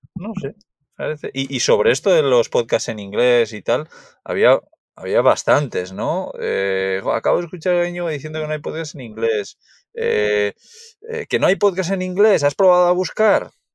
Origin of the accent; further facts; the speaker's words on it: Basque Country, Spain; yo soy de Euskadi